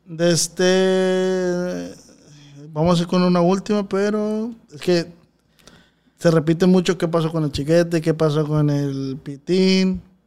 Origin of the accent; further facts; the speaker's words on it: Culiacán, Sinaloa, Mexico; Los que nacimos en Culecán